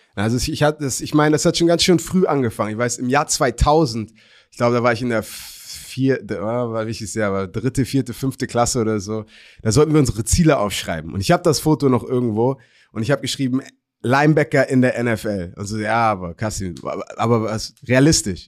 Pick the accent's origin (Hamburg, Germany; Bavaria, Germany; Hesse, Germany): Hamburg, Germany; born or raised there